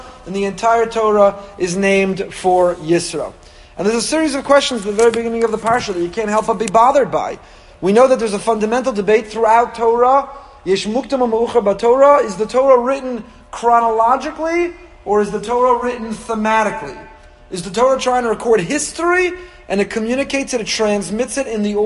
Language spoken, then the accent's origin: English; Teaneck, New Jersey, United States; growing up in Teaneck